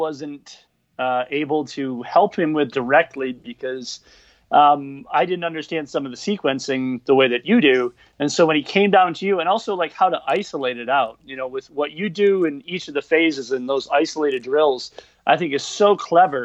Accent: Michigan, United States; moved away as an adult; now in Minneapolis, United States; I'm originally from Michigan.

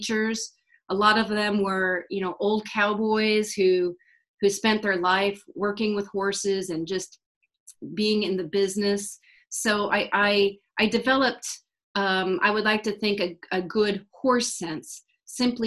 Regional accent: Iowa, United States; now in Texas, United States; I live in Texas presently, but really I'm just a Midwest girl. I'm from Iowa. And I was really lucky to grow up in a horse family.

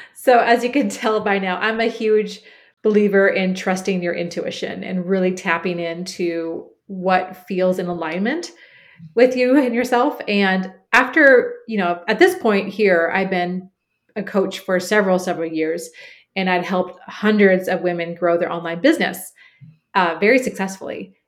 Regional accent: Portland, Oregon, United States; moved away as an adult; Cooper, my son, and I moved back to my hometown of Portland, Oregon.

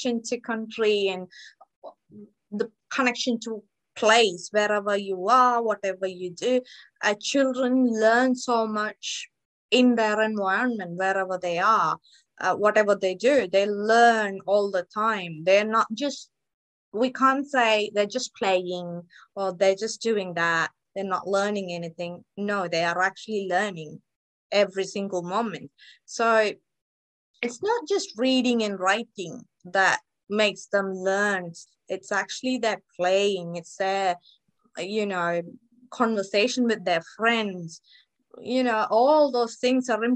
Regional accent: India; moved away as an adult; now in Australia; I am originally from India. I moved to Australia in 2016 for my higher studies in education.

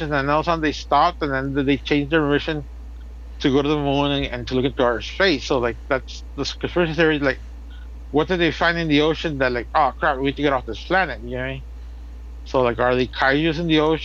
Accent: United States; I'm American

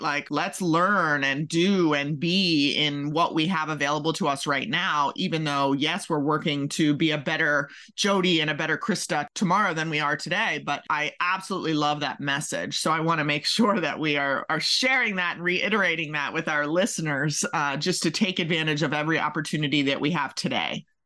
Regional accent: Maryland, United States; now in Kentucky, United States; I'm originally from Maryland

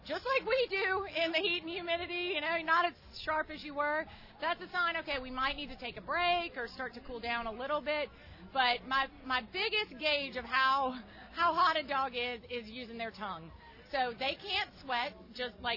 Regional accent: Baton Rouge, Louisiana, United States; moved away; also born or lived in Austin, Texas; I grew up in Baton Rouge and lived a good portion of my life in Austin, Texas

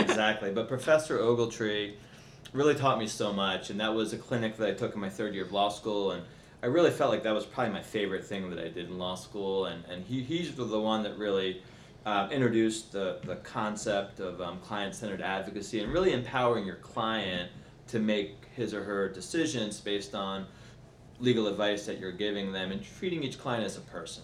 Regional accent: Baltimore, Maryland, United States; now in Washington, DC, United States; I'm a proud native of Baltimore, Maryland

